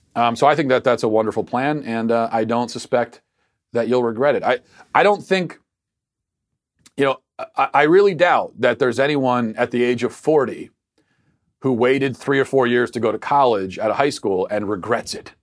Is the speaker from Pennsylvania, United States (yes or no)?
no; Baltimore, Maryland, United States; accent: Baltimore; my Baltimore accent